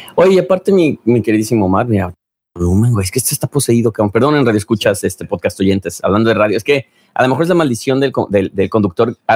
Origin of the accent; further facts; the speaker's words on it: Mexico; mis compatriotas mexicanos